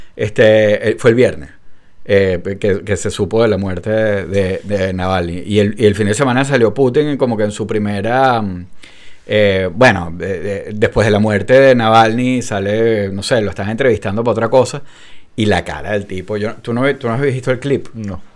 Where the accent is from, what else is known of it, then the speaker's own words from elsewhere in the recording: Venezuela; a nosotros en Venezuela